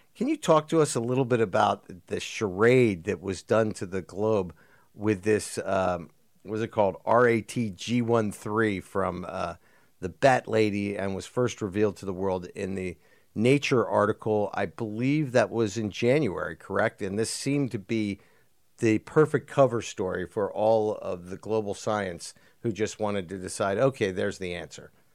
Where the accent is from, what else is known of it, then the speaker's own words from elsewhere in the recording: United States; as an American